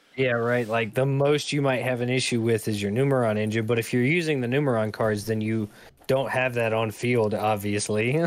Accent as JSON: {"language": "English", "country": "United States", "said": "being an American"}